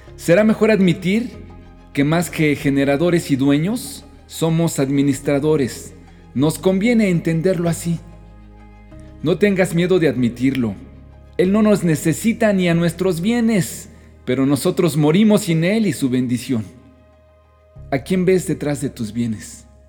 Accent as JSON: {"language": "Spanish", "country": "Mexico"}